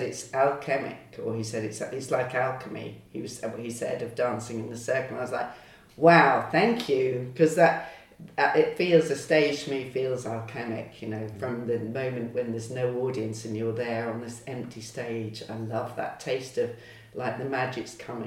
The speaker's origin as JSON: {"language": "English", "town": "Lowestoft", "region": "East of England", "country": "United Kingdom", "tie": "born or raised there", "said": "I grew up in Lowestoft on the East Coast"}